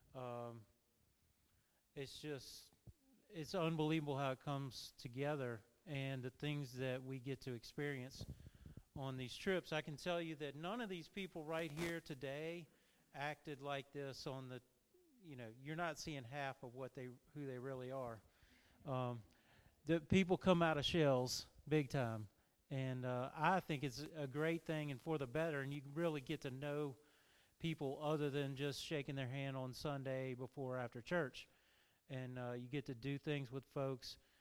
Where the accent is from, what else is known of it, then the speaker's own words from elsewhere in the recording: Louisiana, United States; moved away; I'm originally from Louisiana